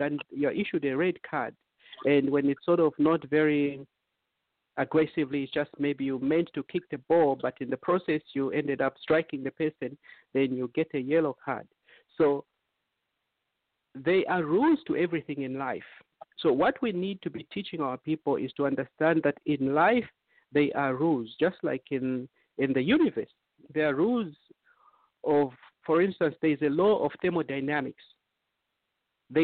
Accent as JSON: {"language": "English", "region": "Eastern Province", "country": "Zambia", "moved": "yes", "lives_now": "United States", "said": "we are all Zambians. We come from Zambia"}